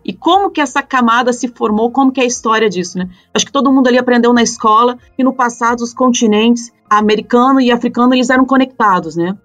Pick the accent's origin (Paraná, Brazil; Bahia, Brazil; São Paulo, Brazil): Paraná, Brazil; Curitiba; eu sou curitibana